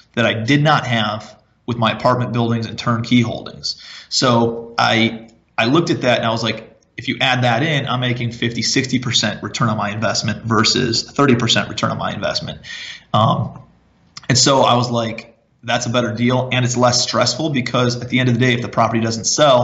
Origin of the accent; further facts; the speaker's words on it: Cleveland, Ohio, United States; moved away as an adult; also born or lived in Charleston, South Carolina; I'm from Cleveland originally